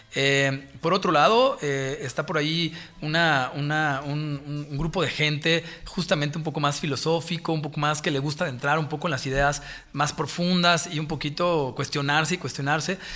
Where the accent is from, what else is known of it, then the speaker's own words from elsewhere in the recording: Mexico City, Mexico; yo crecí, yo crecí en México, nací en México